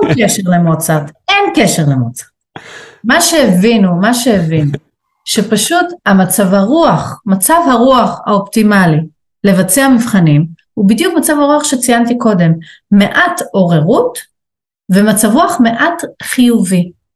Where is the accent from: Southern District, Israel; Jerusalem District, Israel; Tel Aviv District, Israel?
Tel Aviv District, Israel; Tel Aviv; כתל אביבית שגדלה על בטון